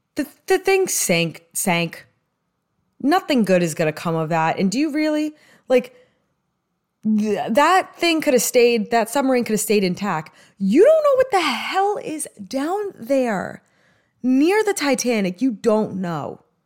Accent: New York, United States; accent: New York; my New York accent

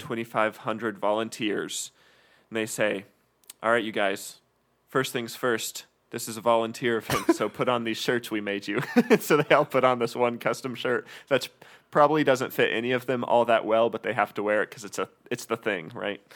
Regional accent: Kalispell, Montana, United States; now in Texas, United States; I grew up in Kalispell, where we always had a huge winter with lots of snow

